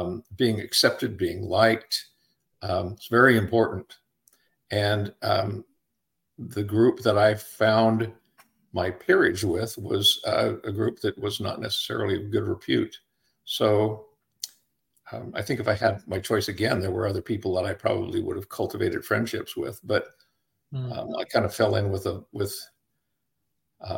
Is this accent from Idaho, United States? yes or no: yes; Idaho Falls, Idaho, United States; moved away as an adult; I was raised in Idaho Falls, Idaho